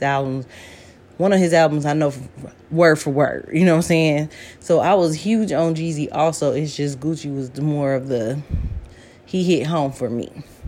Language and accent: English; Atlanta, Georgia, United States; growing up in Atlanta, you know, my young adult years